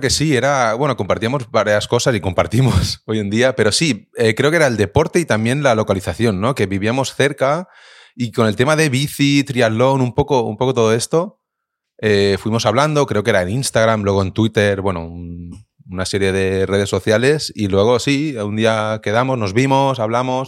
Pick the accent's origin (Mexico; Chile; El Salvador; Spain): Spain; Viladecans, Catalonia; yo soy de Vila de Cans